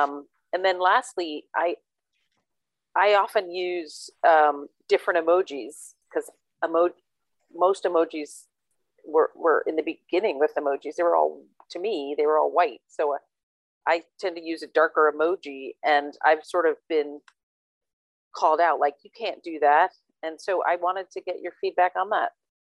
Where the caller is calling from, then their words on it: Dublin, Leinster, Ireland; I'm calling in from Dublin, Ireland.